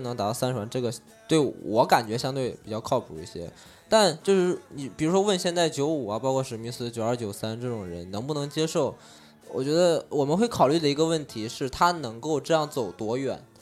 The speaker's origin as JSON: {"language": "Chinese", "town": "Anyang", "region": "Henan", "country": "China", "tie": "born or raised there", "moved": "yes", "said": "我在安阳，大家可能都没听说过，河南峪最，最北边的一个城市，因为我老家嘛"}